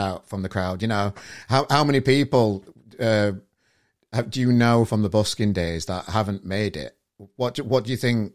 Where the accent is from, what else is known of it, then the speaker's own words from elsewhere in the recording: Sheffield, Yorkshire and the Humber, United Kingdom; now in Manchester, United Kingdom; I'm from Sheffield originally